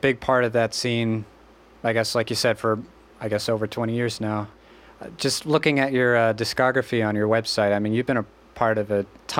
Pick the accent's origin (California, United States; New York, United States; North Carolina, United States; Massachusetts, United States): Massachusetts, United States; Northampton; my hometown of Northampton